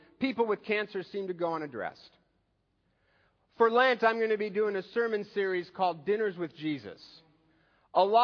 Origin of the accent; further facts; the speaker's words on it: Seattle, Washington, United States; I'm from Seattle